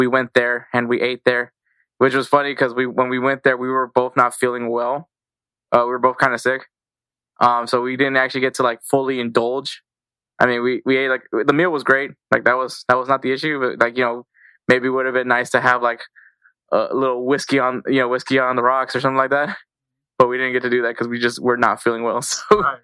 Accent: Texas, United States; I'm from Texas, so we're from Texas.

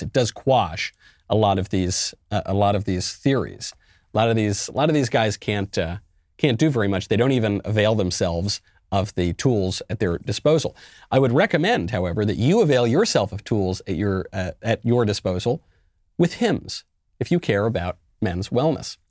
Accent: New York, United States; I'm a New Yorker myself, born and raised

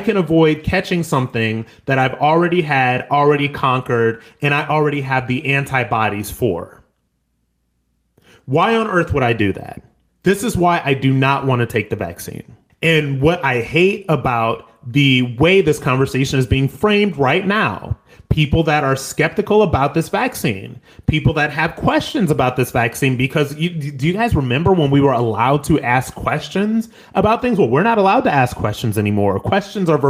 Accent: United States; as an American

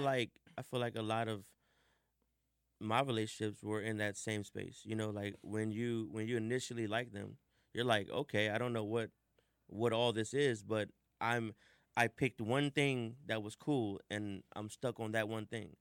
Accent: Washington, District of Columbia, United States; I grew up in the United House of Prayer for All People. Um, if you're in DC, you know, you pretty much know about it. Mm-hmm. You know, we have huge parades every 30th of May. We shut down Northwest

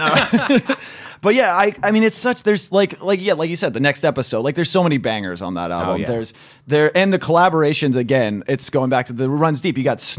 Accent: Sacramento, California, United States; for a white boy like me growing up in Sacramento, California

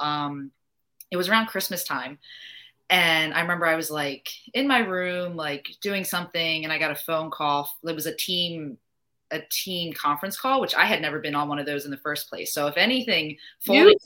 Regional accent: New Jersey, United States; moved away as an adult; also born or lived in Virginia / Boston / Utah / Kansas; now in North Carolina, United States; I'm obviously from New Jersey

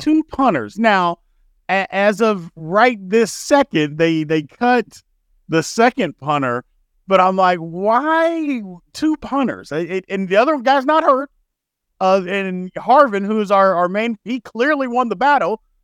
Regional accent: Indiana, United States; moved away; also born or lived in Louisville, Kentucky; I'm from Indiana, so a lot of my friends from back home are Colts fans

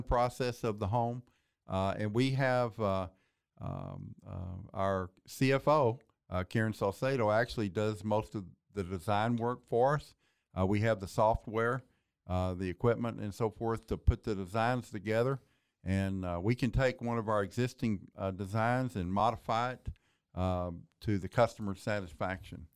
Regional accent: Waco, Texas, United States; also born or lived in Kaufman, Texas; born and raised in Waco

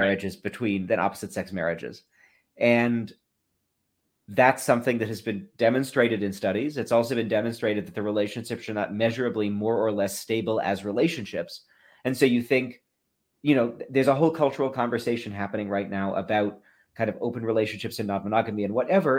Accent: Massachusetts, United States; I grew up in Massachusetts

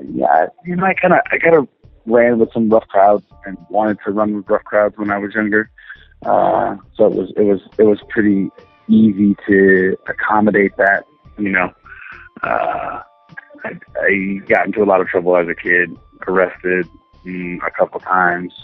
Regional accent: Los Angeles, California, United States; also born or lived in Western Massachusetts; I pretty much grew up in L.A.

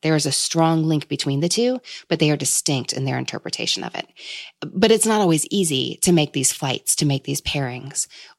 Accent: Kentucky, United States; I'm from Kentucky, so we have bourbon flights here

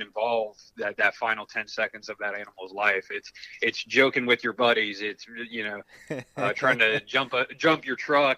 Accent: Columbus, Ohio, United States; I grew up in Columbus, Ohio, city kid.

